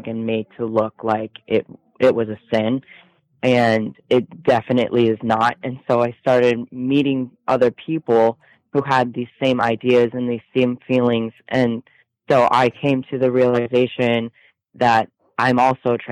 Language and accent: English; Michigan, United States; also born or lived in Texas; I'm from Michigan. Okay. I moved to Texas last year for about 8 months, and then I came back to Michigan, Indiana area